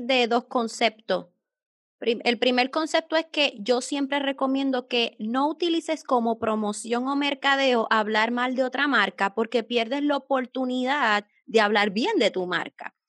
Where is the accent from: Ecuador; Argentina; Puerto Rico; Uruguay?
Puerto Rico; soy de Puerto Rico